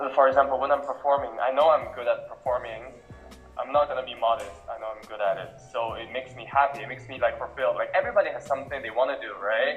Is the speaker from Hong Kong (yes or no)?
yes; Hong Kong; also born or lived in Singapore; now in Shanghai, China; I grew up in Hong Kong